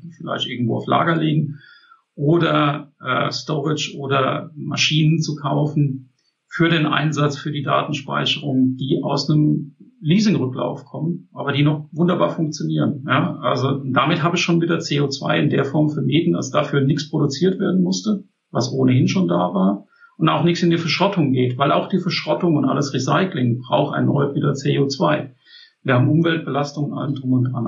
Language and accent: German; Germany; bei uns in Deutschland